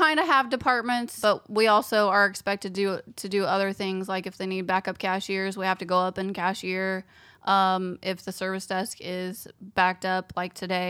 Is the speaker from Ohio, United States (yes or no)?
no; Indianapolis, Indiana, United States; also born or lived in California; I am from Indianapolis, Indiana. Born and raised. Yes. I lived in California when I was a child for a brief time.